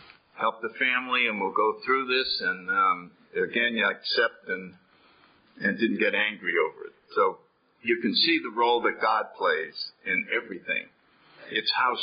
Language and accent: English; New Haven, Connecticut, United States; I grew up in New Haven, Connecticut